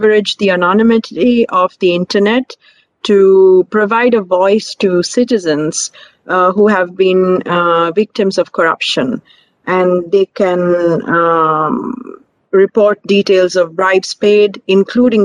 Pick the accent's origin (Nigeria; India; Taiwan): India; I'm also from India.